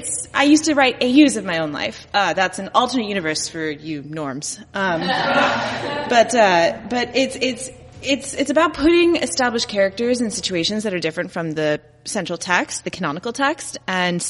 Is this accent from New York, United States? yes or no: no; Dallas, Texas, United States; now in Chicago, United States; in Texas. I grew up in Dallas